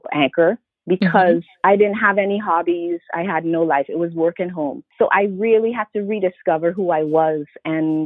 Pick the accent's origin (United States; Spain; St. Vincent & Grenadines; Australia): St. Vincent & Grenadines; also born or lived in Montreal, Canada; now in Toronto, Canada; I was born in Montreal, but really St. Vincent and the Grenadines is my home, although I've been in Canada longer than I've been there.